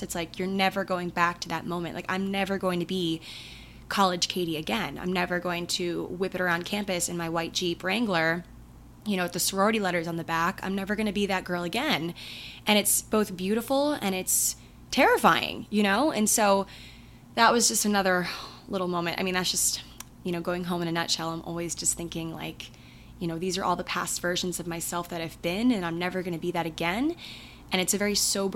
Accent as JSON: {"language": "English", "area": "hometown of Merriweather Post Pavilion", "region": "Maryland", "country": "United States", "tie": "born or raised there", "moved": "yes", "said": "Meriwether Post Pavilion, which is a very popular concert venue in my hometown"}